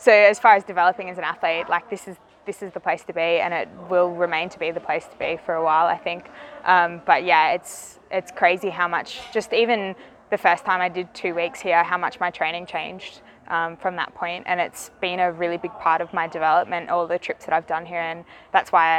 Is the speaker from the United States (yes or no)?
no; Newcastle, New South Wales, Australia; moved away as an adult; now in Phuket, Thailand; I grew up in a town called Newcastle, which is on the east coast, and that's pretty much where I grew up my entire life.